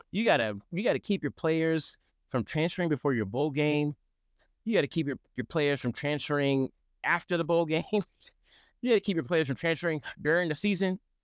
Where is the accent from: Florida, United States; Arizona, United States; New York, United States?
Arizona, United States; my hometown team, Arizona